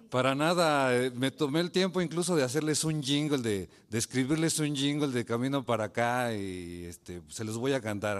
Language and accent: Spanish; Mexico City, Mexico; moved away as an adult; yo soy originario de la Ciudad de México